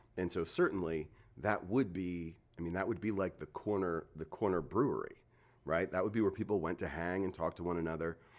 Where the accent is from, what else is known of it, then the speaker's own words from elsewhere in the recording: New Jersey, United States; moved away as an adult; now in North Carolina, United States; I am from Jersey my whole life, thirty-nine years till I moved down here.